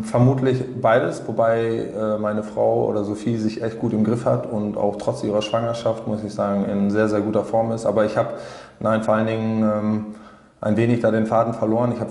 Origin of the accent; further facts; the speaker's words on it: West Germany, Germany; now in Rostock, Germany; ich bin ja kein Rostocker so, sondern ich bin ja ein klassischer Wessi, der ein Zugezogener ist oder vor vielen Jahren herkam